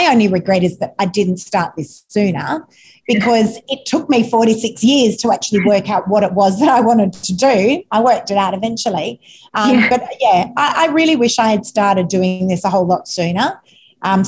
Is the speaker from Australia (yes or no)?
yes; Sydney, New South Wales, Australia; I'm actually not from the Northern Beaches. I'm an eastern suburbs girl